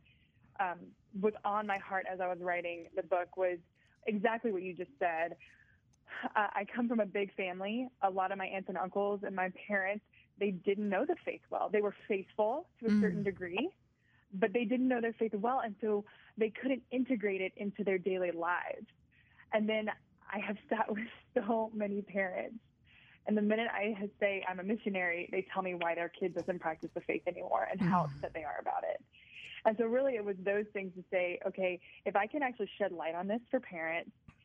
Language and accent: English; South Louisiana, United States; I grew up in South Louisiana. Everybody's Catholic down there.